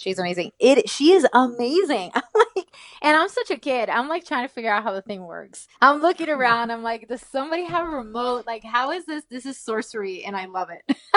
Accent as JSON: {"language": "English", "country": "Puerto Rico", "tie": "born or raised there", "also_born_or_lived": "Nashville, Tennessee", "moved": "as an adult", "said": "I was born and raised in Puerto Rico"}